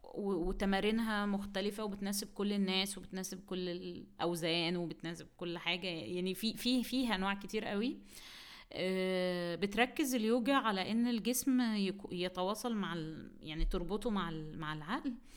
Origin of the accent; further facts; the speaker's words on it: Egypt; عندنا في مصر